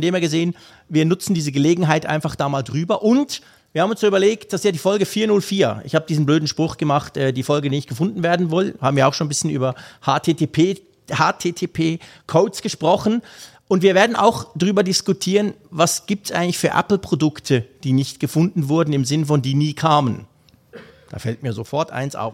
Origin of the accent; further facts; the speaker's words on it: Switzerland; Ich als Schweizer